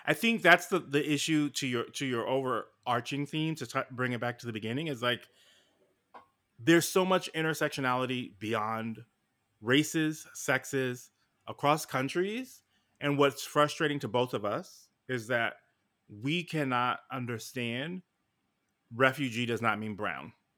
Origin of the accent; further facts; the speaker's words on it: New York City, New York, United States; I'm from New York City